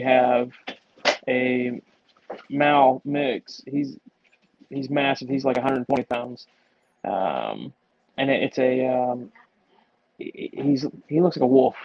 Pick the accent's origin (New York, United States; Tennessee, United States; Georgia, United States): Georgia, United States; more or less born and raised in Georgia